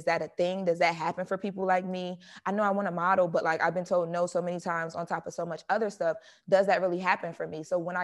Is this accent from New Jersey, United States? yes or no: no; Wilmington, Delaware, United States; moved away as an adult; also born or lived in New York / Atlanta; now in Los Angeles, United States; I grew up in Wilmington. It's like the inner city. It's the hood of Delaware